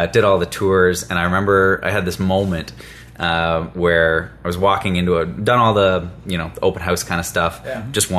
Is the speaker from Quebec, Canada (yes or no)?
no; Kettleby, Ontario, Canada; also born or lived in Etobicoke; now in Ottawa, Canada; Born there. Grew up just outside of Toronto. A little town called Kettleby.